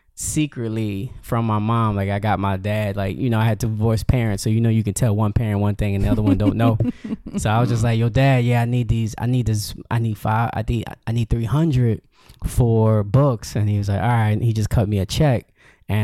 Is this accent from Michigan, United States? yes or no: no; Yonkers, New York, United States; Yep. Born and raised here.